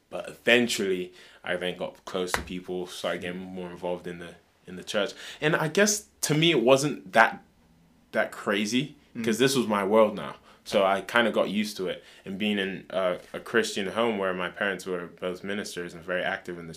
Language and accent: English; Lokoja, Kogi, Nigeria; also born or lived in Kaduna; So I was born in Kaduna, but we moved to a state called Lokoja, which is like in the middle belt, like two hours away from the capital.